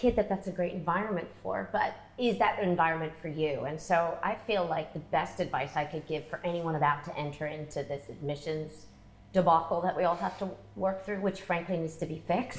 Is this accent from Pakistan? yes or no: no; England, United Kingdom; We came from England, and neither of my parents went to college.